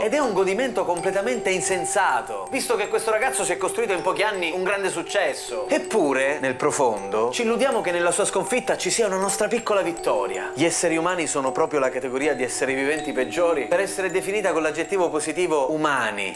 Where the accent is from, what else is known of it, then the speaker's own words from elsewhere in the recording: Isola delle Femmine, Sicily, Italy; nel mio paesino, Isola delle Femmine